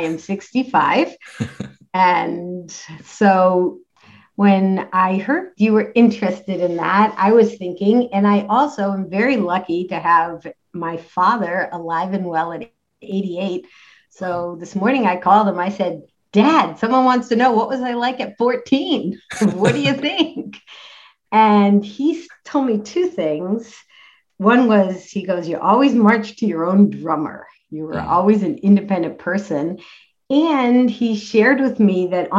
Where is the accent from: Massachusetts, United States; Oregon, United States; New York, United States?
Massachusetts, United States; Worcester; I grew up in Worcester, Massachusetts